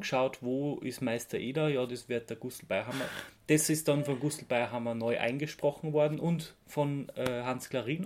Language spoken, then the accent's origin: German; Austria; als Österreicher